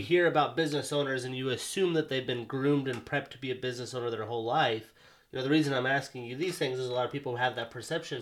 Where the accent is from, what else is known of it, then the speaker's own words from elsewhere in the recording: Montana, United States; now in Seattle, United States; I'm from Montana